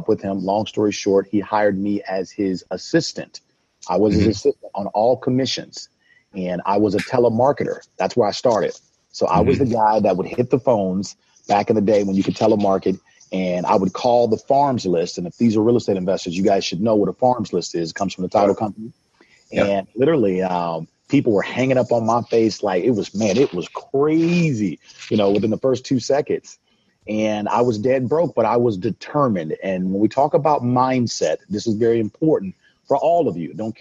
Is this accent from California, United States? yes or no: yes; Oakland, California, United States; also born or lived in Sacramento; I come from East Oakland. It's where I grew up